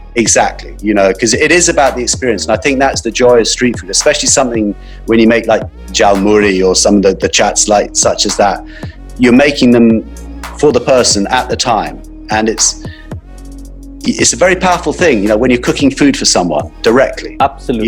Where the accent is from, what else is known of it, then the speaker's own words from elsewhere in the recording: England, United Kingdom; also born or lived in Johannesburg, South Africa; now in London, United Kingdom; we came over, my family then moved back to England